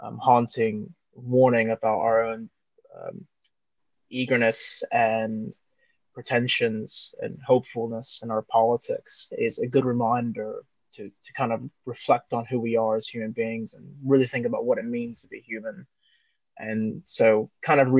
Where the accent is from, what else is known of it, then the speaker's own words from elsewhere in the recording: Cincinnati, Ohio, United States; I'm originally from Cincinnati